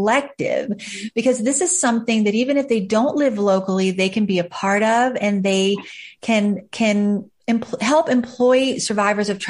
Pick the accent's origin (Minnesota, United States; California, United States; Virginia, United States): Virginia, United States; Fredericksburg; right here in my hometown, Fredericksburg, Virginia